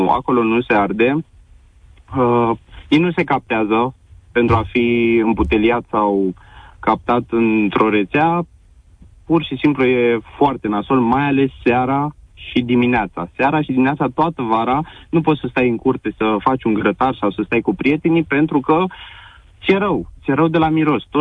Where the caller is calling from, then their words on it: Drobeta-Turnu Severin, Mehedinți County, Romania; Uh, te sunt din Drobeta Turnul Severin. Eu stau la un sat, în apropiere de Drobeta Turnul Severin, la doar 3 kilometri